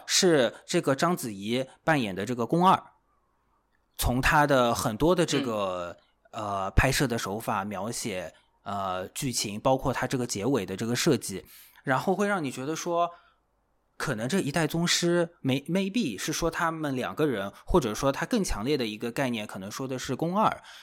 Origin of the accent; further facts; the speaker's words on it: Shanghai, China; 我是这个上海土著 土生土长的这个上海人